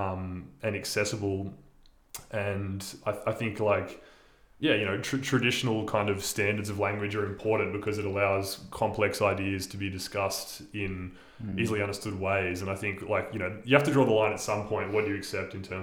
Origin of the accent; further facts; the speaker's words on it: Illawarra, New South Wales, Australia; my hometown, the Illawarra